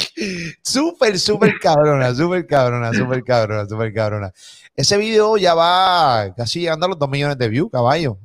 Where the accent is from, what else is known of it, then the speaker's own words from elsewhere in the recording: Puerto Rico; soy puertorriqueño, vivo aquí